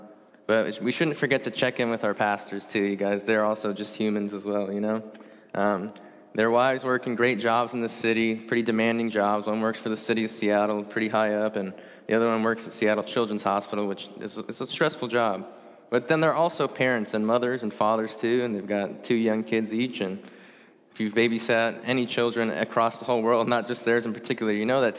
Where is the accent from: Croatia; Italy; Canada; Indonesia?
Indonesia; also born or lived in Singapore; So I was born in Singapore until I was about 7 or 8. Then I moved to the country of Indonesia.